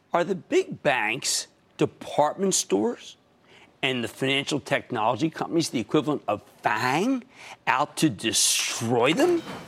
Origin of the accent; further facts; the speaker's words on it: Pennsylvania, United States; my home state of Pennsylvania